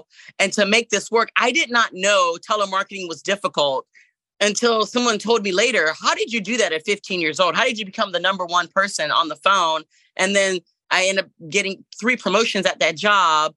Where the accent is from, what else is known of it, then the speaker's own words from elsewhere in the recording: Jacksonville, Florida, United States; also born or lived in Port-au-Prince, Haiti; I came to America, Jacksonville, Florida, in 1982. So I've been in Jacksonville pretty much all of my life